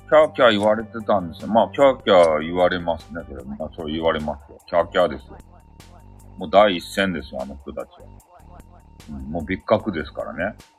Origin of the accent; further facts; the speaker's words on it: Fukuoka, Japan; 俺、地元、福岡